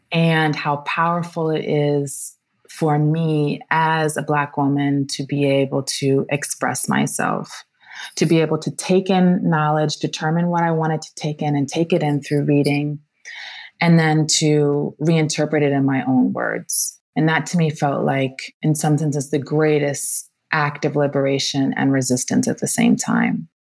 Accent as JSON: {"language": "English", "town": "Washington", "region": "District of Columbia", "country": "United States", "tie": "born or raised there", "also_born_or_lived": "New York / Japan", "moved": "as an adult", "lives_now": "Rome, Italy", "said": "I grew up in Washington, D.C., in a very vibrant Black Washington"}